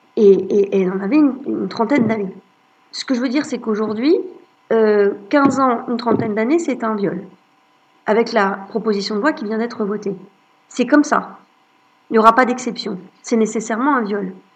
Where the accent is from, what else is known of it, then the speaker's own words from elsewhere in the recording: Lorraine, Grand Est, France; je suis née en Lorraine, j'ai grandi en Lorraine